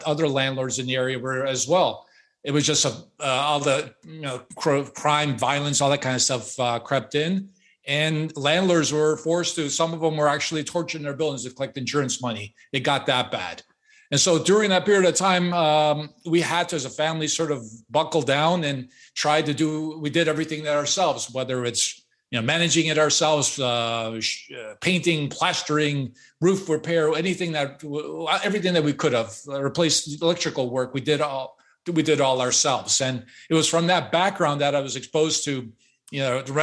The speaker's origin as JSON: {"language": "English", "town": "Chicago", "region": "Illinois", "country": "United States", "tie": "born or raised there", "said": "I was born and raised in Chicago"}